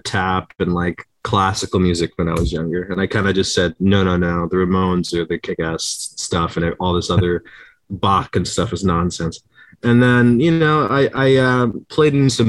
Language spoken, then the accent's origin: English; Brantford, Ontario, Canada; also born or lived in Toronto; I loved growing up in Brantford